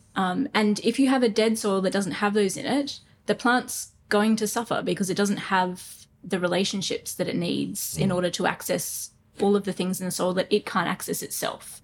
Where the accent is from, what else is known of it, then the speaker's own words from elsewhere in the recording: Brisbane, Queensland, Australia; I grew up in Brisbane, um, in Toowong actually, um, ran around creeks a lot